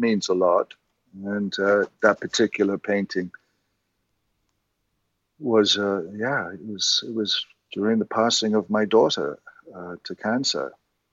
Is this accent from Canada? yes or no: no; Ireland; just being Irish and confessional